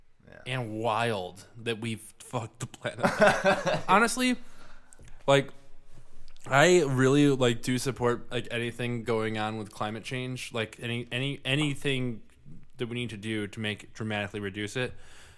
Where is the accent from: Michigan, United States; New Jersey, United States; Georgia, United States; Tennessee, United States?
Michigan, United States; Grosse Pointe; I grew up in Grosse Pointe, and what happened in Flint would never happen in Grosse Pointe, because... Grosse Pointe is just full of a bunch of rich white people.